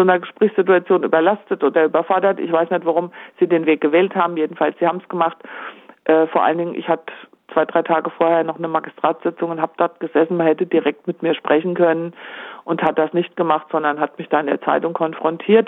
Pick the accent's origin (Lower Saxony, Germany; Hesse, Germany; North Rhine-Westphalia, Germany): Hesse, Germany; Homberg; meine Heimatstadt Homberg Ohm